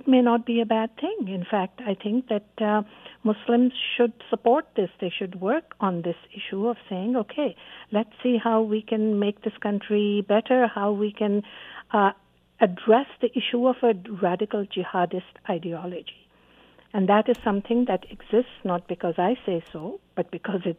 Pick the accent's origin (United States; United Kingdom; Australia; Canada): Canada; as a Canadian